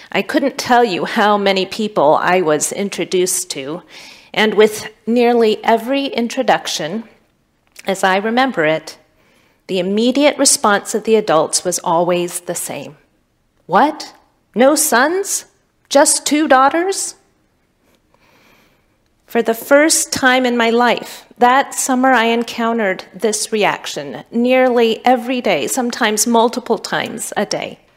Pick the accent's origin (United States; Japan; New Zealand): United States; Pontiac, Michigan; I'm from Pontiac, Michigan. My dad wasn't in the home. My neighborhood was dangerous, and we had no positive black male role models.